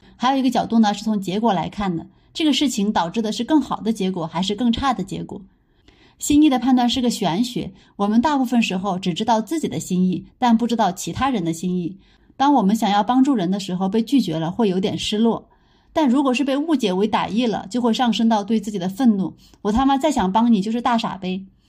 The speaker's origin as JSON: {"language": "Chinese", "region": "Sichuan", "country": "China", "said": "我们四川人"}